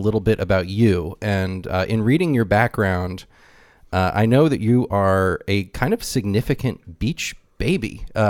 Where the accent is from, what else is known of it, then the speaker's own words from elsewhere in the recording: California, United States; growing up in California